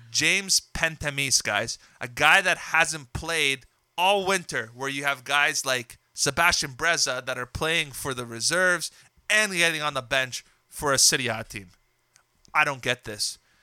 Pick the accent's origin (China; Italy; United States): Italy; Trapani, Sicily; now in Canada; one of my hometown clubs, Trapani